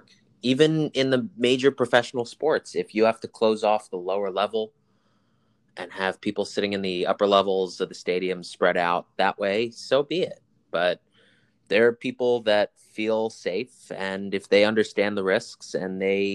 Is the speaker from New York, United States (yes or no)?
yes; New York City, New York, United States; I'm from New York, but a different part. I'm from the city